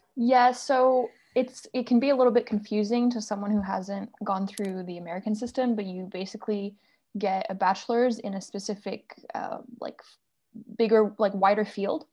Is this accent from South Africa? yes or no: no; France; moved away; also born or lived in United States; I'm originally from France